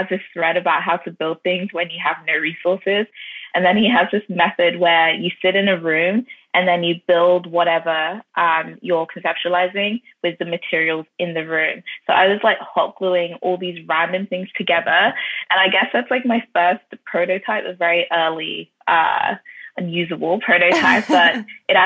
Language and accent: English; Ireland; also born or lived in London, United Kingdom / North London; London born, but I was raised in Ireland as well